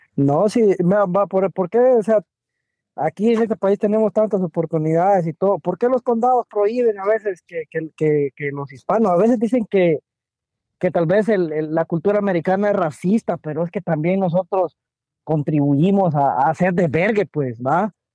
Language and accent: Spanish; Guatemala; now in DMV area, United States; estamos como chapines